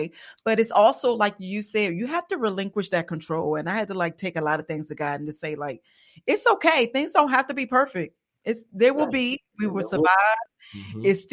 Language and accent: English; Maryland, United States; moved away; I'm from Maryland, but my mother moved to Florida